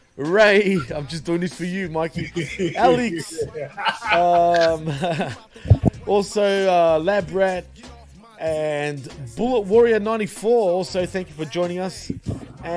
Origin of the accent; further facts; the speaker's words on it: Australia; I am born and bred in Australia, clearly, but my parents are from Greece